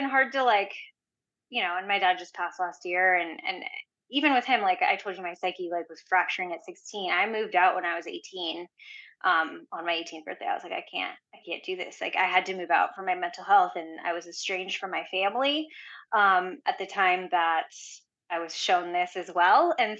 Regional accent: India; I'm Indian, so they expect you to be a doctor most of the time anyways.

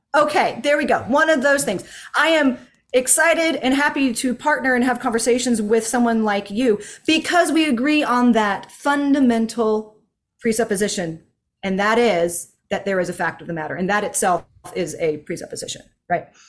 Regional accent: United States; as an American

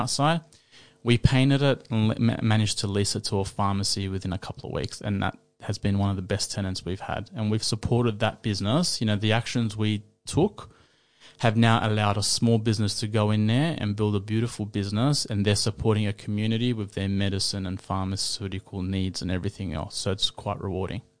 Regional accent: Sydney, New South Wales, Australia; I grew up in Western Sydney.

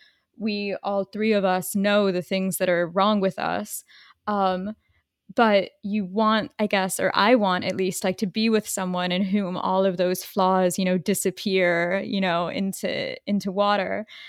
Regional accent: Boca Raton, Florida, United States; default, it was growing up in Boca.

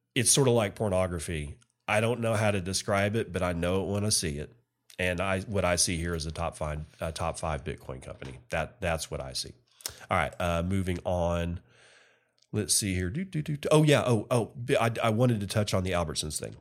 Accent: United States; as an American

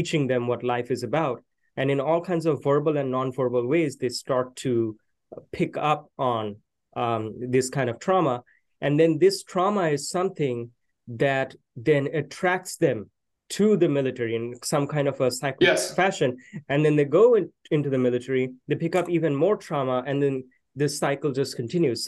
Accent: Kolkata, West Bengal, India; moved away as an adult; now in Austin, United States; I was born in the city of Calcutta

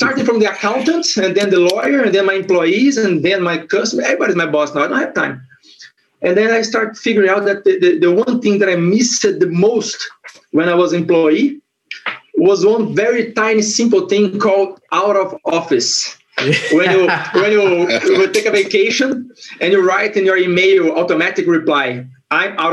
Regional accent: Brasília, Federal District, Brazil; English is a second language; moved away as an adult; now in Portugal; I'm from Brasilia

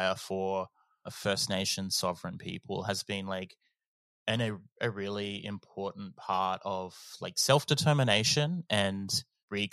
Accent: Australia; I am a Gamilaroi Darug fella.

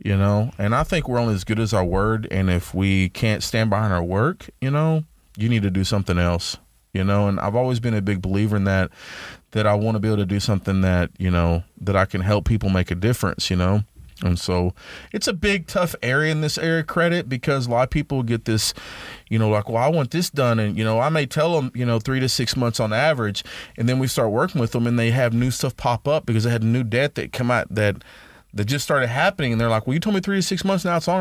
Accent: Dallas, Texas, United States; moved away as an adult; now in Tyler, United States; I'm from Dallas. I've been here since, you know, two thousand nine

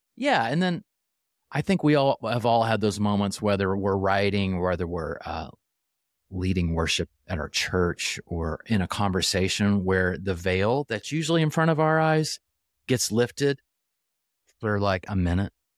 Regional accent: Oklahoma City, Oklahoma, United States; I grew up in Oklahoma City

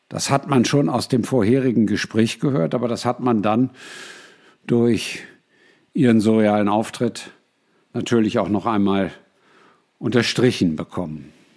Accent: Germany; moved away; ich bin früher mal Deutscher gewesen

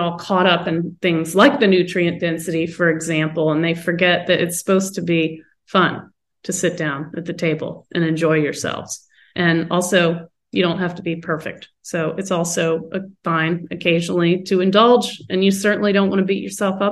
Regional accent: North Carolina, United States; moved away; also born or lived in West Coast; when I grew up in North Carolina

